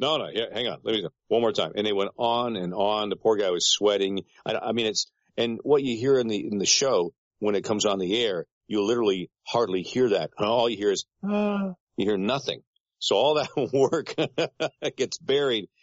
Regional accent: Peterborough, Ontario, Canada; moved away as an adult; now in United States; A program director of a radio station in my hometown, Peterborough, Ontario, Canada

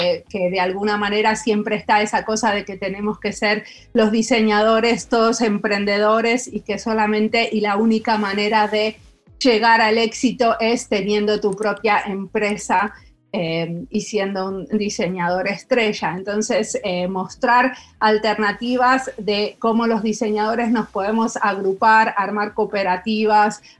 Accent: Argentina; moved away as an adult; now in Finland; Em, cuando yo vine acá en Argentina, un dólar, un euro y un peso valían lo mismo. Yo me acababa de recibir de diseñadora industrial en la UBA y no había trabajo para nosotros

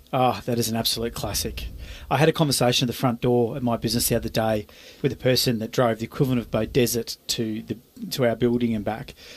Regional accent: Australia; as an Aussie

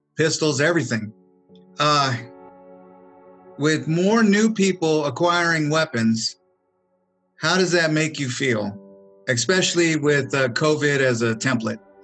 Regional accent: California, United States; also born or lived in Wyoming; now in Texas, United States; I grew up in in California

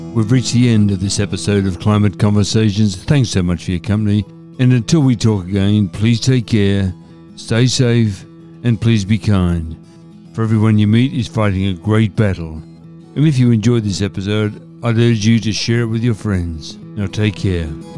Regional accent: Shepparton, Victoria, Australia; Here in my hometown of Shepparton

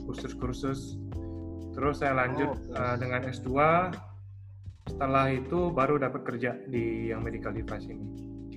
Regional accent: Padang, West Sumatra, Indonesia; moved away as an adult; also born or lived in Jakarta; kalau ditanya lahir di mana, saya dari Padang

